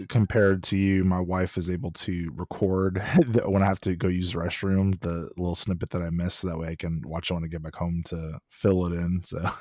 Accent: Austin, Texas, United States; also born or lived in College Station; I'm born and raised in Austin, so live in Austin

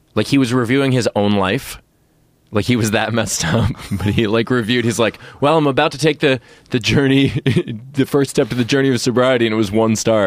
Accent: New York City, New York, United States; I grew up in Queens, New York

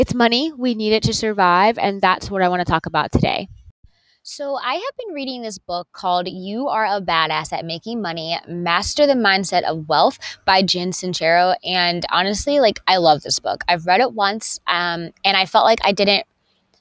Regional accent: Conway, South Carolina, United States; moved away; I am in my hometown of Conway, South Carolina, at my mother's house

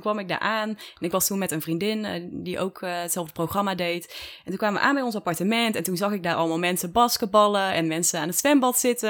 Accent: Dongen, North Brabant, Netherlands; also born or lived in Tilburg / Texas; Daar ben ik geboren en getogen. Of nou ja, geboren in Tilburg eigenlijk. Maar opgegroeid in Dongen.

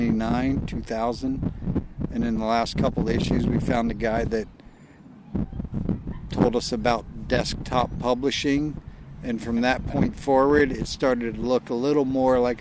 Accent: Virginia, United States; I was born here in Virginia, grew up here building ramps and skateboarding

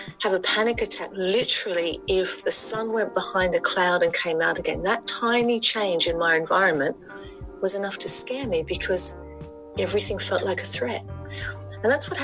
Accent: Sydney, New South Wales, Australia; moved away as an adult; now in Letchworth Garden City, United Kingdom; I was born in Sydney, Australia, but I'm living just north of London in a place called Letchworth Garden City

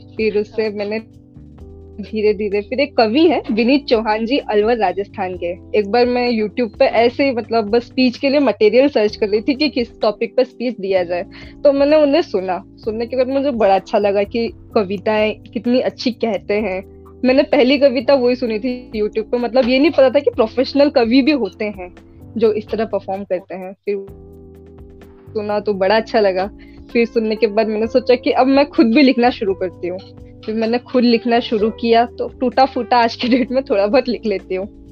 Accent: Omkareshwar, Madhya Pradesh, India; also born or lived in Jamshedpur, Jharkhand; मैं मूलतः रहने वाली ओंकारेश्वर से हूँ मध्य प्रदेश में ओंकारेश्वर पड़ता है

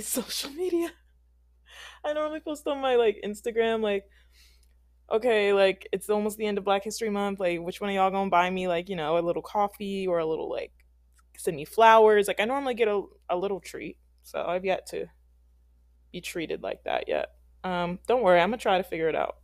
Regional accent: Philadelphia, Pennsylvania, United States; moved away; I'm from Philadelphia

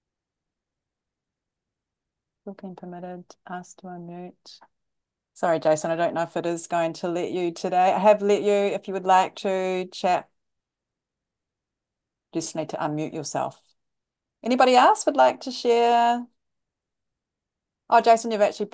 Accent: New Zealand; being a Kiwi

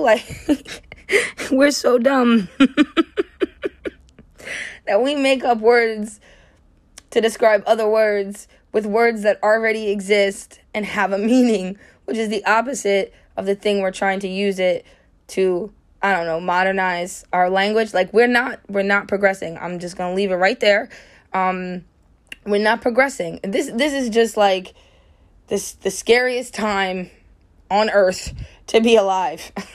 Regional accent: United States; I'm American

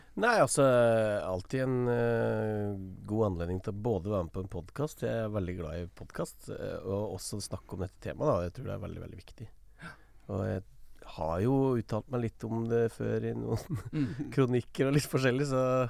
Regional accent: Toten, Innlandet, Norway; der jeg kommer fra, på Toten

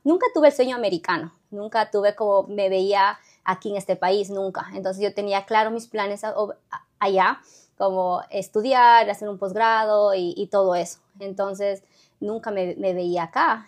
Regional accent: Ecuador; moved away as an adult; now in United States; en Ecuador nos enseñan desde el jardín, escuela, como 12 años de inglés

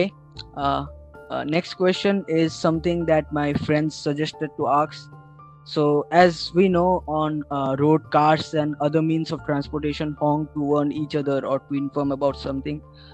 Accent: Agartala, Tripura, India; now in Kolkata, India; my hometown is Agartala, where I have to birth

